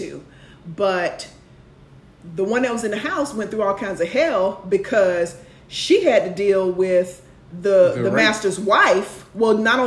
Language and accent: English; Jacksonville, Florida, United States; moved away; I'm from Jacksonville, Florida.